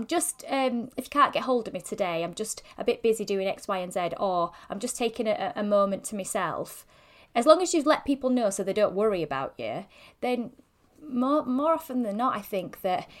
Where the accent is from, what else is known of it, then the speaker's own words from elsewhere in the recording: Yorkshire and the Humber, United Kingdom; I'm such a Yorkshire girl